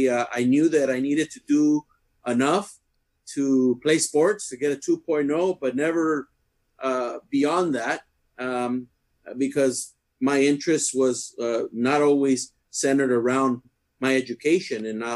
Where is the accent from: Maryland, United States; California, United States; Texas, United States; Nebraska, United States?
California, United States; Coachella; I was born and raised in the Coachella Valley, but my parents are from Mexicali. My dad grew up in La Colonia Orizaba, and my mother in La Colonia Pueblo Nuevo.